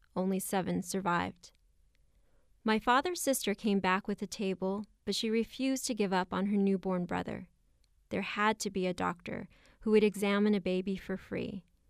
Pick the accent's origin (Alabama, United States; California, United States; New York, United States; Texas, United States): California, United States; Oxnard; I come from Oxnard, California.